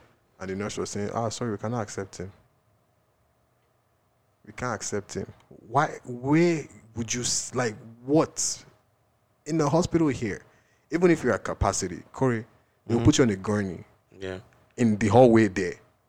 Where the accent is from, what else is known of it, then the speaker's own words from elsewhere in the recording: Nigeria; So, you know, as a Nigerian, and he was shot by somebody.